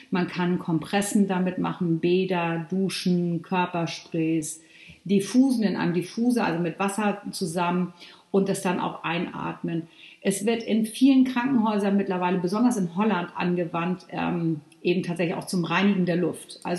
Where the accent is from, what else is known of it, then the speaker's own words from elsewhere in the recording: Northern Germany, Germany; also ich komme ja hier aus Norddeutschland